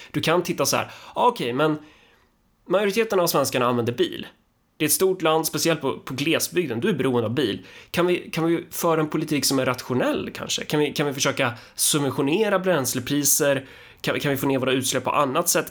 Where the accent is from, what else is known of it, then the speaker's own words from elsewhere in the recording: Sweden; jag är så fin och duktig som svensk